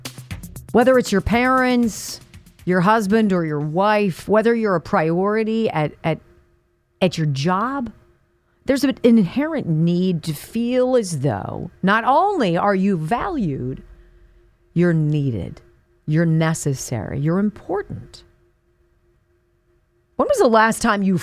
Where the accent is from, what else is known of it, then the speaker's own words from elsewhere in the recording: California, United States; I grew up in California, so it's not uncommon to see.